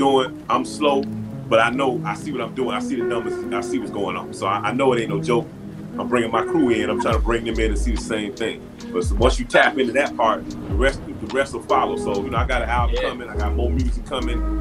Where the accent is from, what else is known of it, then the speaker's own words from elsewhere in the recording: Miami Gardens, Florida, United States; I'm from Carroll City, man. I'm from Carroll City